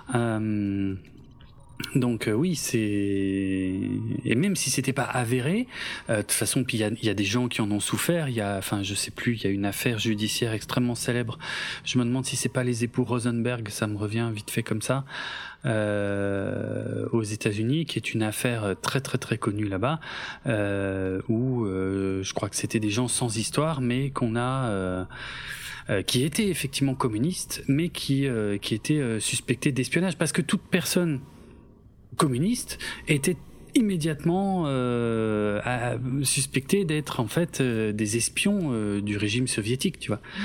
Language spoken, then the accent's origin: French; Alsace, Grand Est, France; je suis alsacien d'origine